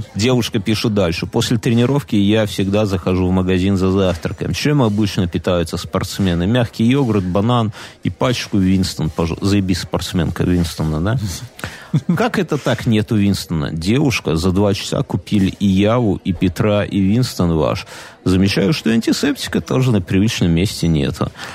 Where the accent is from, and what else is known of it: Belarus